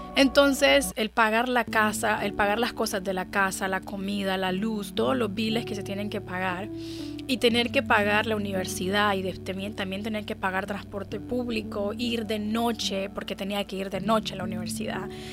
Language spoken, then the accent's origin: Spanish; Honduras; moved away as an adult; now in United States; yo vivo en Estados Unidos hace cinco años, pero yo nací en Honduras. Ah, Honduras es un país maravilloso. Viví en Honduras por 26 años de mi vida